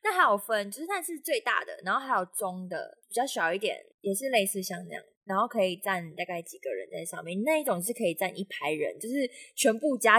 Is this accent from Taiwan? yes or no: yes; Pingtung County, Taiwan; 毕竟我不是都市俗，我从小就是常常回去南部，我也是屏东人，所以我常常看到那些农作物，跟闻到农村的味道。